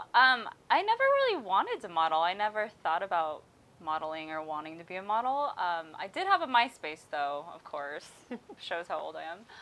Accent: Hesperia, California, United States; my hometown is Hesperia

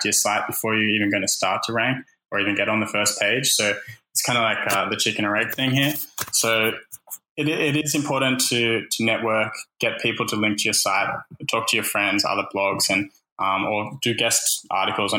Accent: Australia; even though I'm Australian, I live here

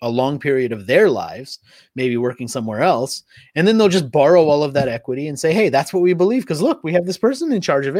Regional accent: United States; first language Hindi; also born or lived in India / Australia / Philippines; I grew up in the US

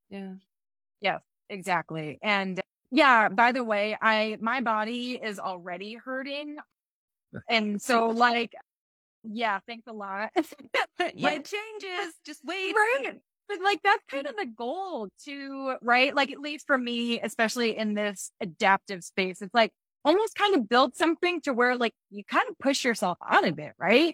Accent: Michigan, United States; now in Colorado, United States; I'm from Michigan, and so and I live in Colorado now

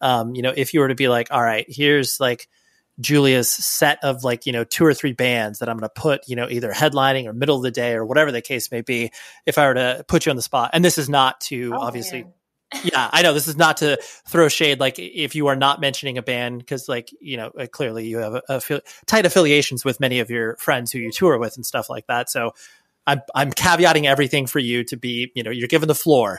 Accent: California, United States; I'm like, come on, I'm from California. Give me a break, guys.

